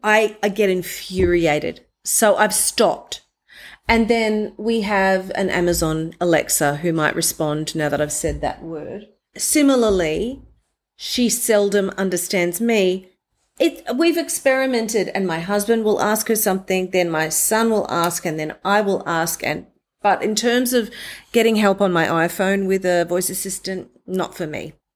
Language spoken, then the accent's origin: English; Mackay, Queensland, Australia; moved away as an adult; also born or lived in Brisbane, Australia / Sydney, Australia / New York City, United States; I'm gonna move from Mackay in North Queensland near the Great Barrier Reef, the Whitsundays region.